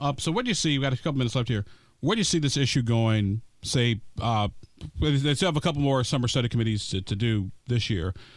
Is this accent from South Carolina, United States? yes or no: no; Illinois, United States; I'm from Illinois